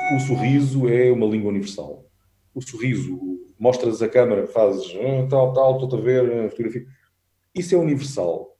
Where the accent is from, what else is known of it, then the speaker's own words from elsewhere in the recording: Alentejo, Portugal; eu sou alentejano